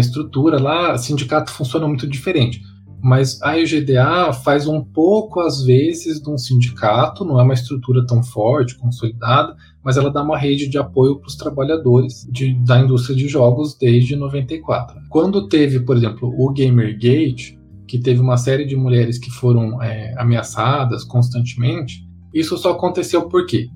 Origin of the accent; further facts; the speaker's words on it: Mato Grosso do Sul, Brazil; moved away; eu sou do Mato Grosso do Sul